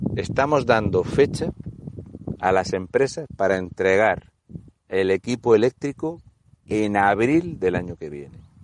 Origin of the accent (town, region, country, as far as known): Spain